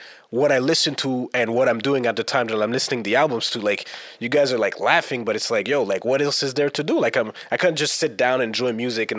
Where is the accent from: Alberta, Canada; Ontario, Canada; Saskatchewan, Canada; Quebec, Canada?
Quebec, Canada; Montreal; And as Montrealers, do you think we're more influenced by the East Coast? Like, meaning New York? Because I wasn't really influenced by that growing up. I was South through and through.